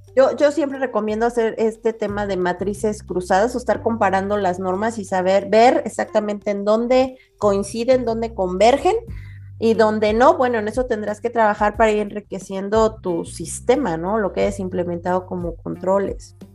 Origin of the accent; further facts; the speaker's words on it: Mexico; comunidades de mexicanos, que prácticamente estamos regados por todo el mundo